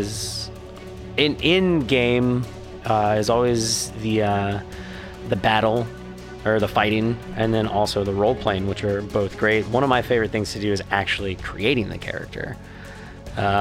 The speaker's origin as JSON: {"language": "English", "region": "Ohio", "country": "United States", "tie": "born or raised there", "said": "Growing up in Ohio, lots of cow fields."}